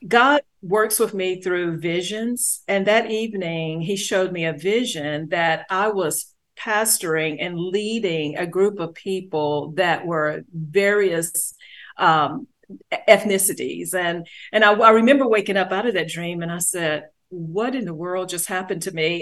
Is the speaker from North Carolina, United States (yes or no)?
yes; Greensboro, North Carolina, United States; also born or lived in Charlotte, North Carolina; I grew up was born in Greensboro